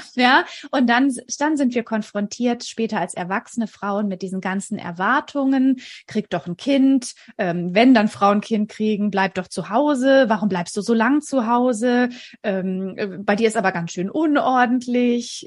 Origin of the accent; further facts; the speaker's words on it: near Stuttgart, Baden-Württemberg, Germany; Ich komme aus der Nähe von Stuttgart. Ich lebe hier mit meinem Mann und unseren drei Kindern